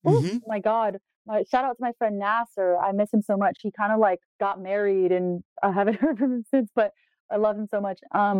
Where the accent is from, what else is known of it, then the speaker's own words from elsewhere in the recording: New York City, New York, United States; Growing up in New York